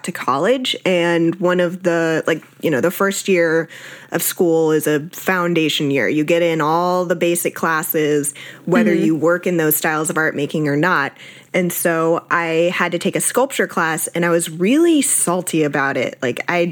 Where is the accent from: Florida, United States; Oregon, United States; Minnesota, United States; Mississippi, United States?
Florida, United States; South; also born or lived in Austin, Texas; I was born in Austin, Texas, grew up in South Florida